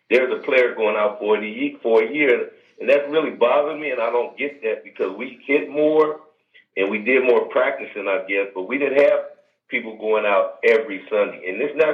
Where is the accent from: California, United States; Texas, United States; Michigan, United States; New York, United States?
California, United States; San Diego; being born and raised in San Diego